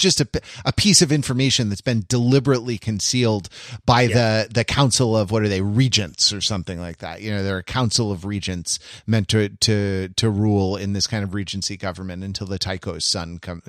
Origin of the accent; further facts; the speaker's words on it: Los Angeles, California, United States; Like when I came from Los Angeles to the East Coast where you live